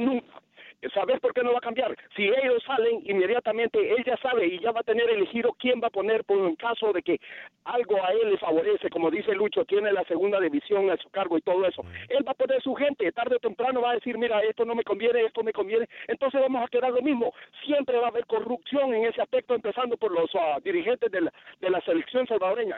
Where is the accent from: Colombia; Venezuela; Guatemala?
Guatemala; now in Los Angeles, United States; yo soy de Guatemala